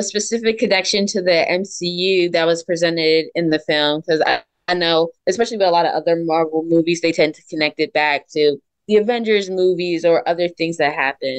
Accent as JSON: {"language": "English", "region": "Delaware", "country": "United States", "said": "from Delaware, and you are listening to Kiss First Coming Attractions."}